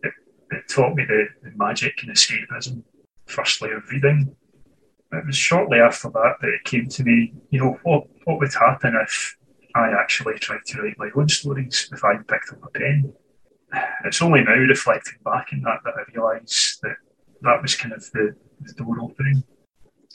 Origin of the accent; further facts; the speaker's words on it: Scotland, United Kingdom; I was born and raised in Scotland, and here I remain